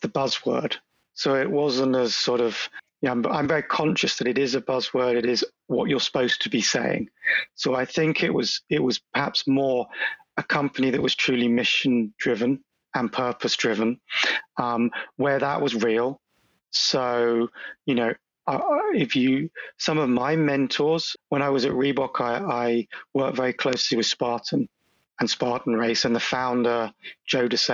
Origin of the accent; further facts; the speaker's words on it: London, United Kingdom; accent: British; moved away as an adult; now in Boston, United States; obviously I'm British, you can tell from the accent. I'm born and bred in London